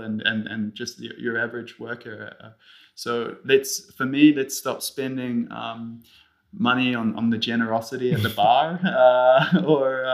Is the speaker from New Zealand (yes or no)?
yes; New Zealand; also born or lived in Switzerland; now in Zurich, Switzerland; I am Swiss, although I grew up in New Zealand.